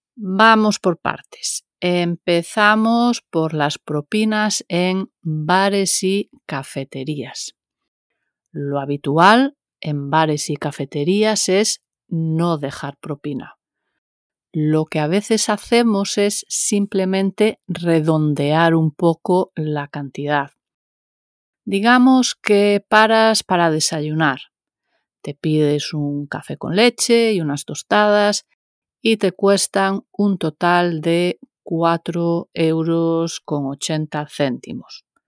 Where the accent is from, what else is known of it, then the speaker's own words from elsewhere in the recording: Galicia, Spain; como buena gallega que soy